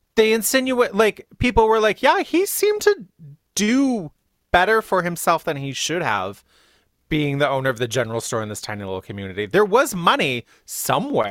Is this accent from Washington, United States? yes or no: no; Riverside, California, United States; I am from Riverside, which is in the high desert in SoCal